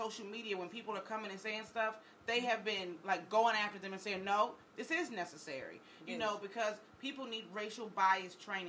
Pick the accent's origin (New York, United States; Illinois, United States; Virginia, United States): Virginia, United States; Virginia Beach; When I was growing up, I grew up in Virginia Beach. And if anyone knows anything about Virginia Beach, it's a mixed area